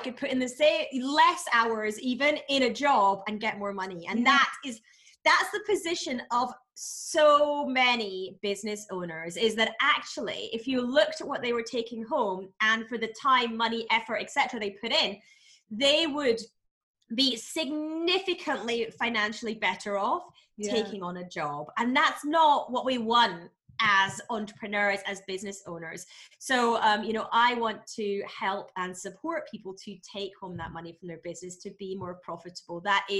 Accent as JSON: {"language": "English", "region": "Scotland", "country": "United Kingdom", "said": "No, I'm Scottish."}